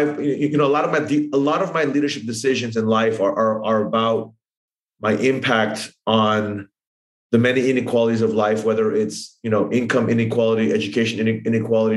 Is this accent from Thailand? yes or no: yes; Thailand; I grew up in Thailand